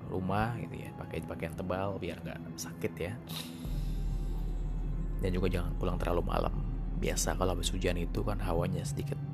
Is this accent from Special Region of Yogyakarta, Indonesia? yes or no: yes; Gunung Kidul, Special Region of Yogyakarta, Indonesia; ini kisah saya dari tanah Jawa tepatnya di daerah Yogyakarta Gunung Kidul Waktu itu saya masih berusia usia sekolah dasar bang dan saya masih tinggal di sana bersama kakek saya atau mbah ya.